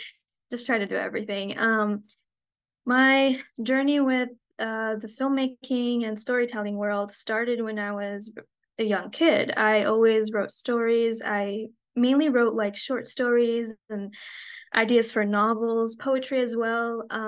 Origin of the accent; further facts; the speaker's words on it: Baghdad, Baghdad Governorate, Iraq; born there; And as an Iraqi, I was born in Baghdad. That kind of never escaped me.